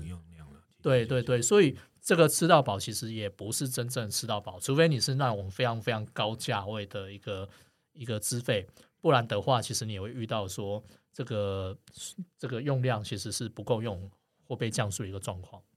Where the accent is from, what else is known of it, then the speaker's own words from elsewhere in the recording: Kaohsiung, Taiwan; 我高，我高雄人啊